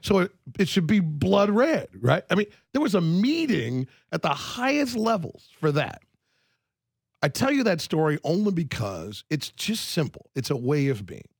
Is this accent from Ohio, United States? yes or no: yes; Ohio, United States; now in Miami, United States; I'm from Ohio originally